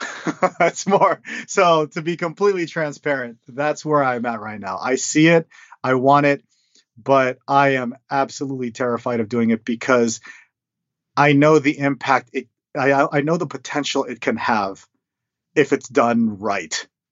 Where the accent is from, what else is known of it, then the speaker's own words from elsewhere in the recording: United States; my parents came to the states when when they were young, and so I was born here. I was born in the American culture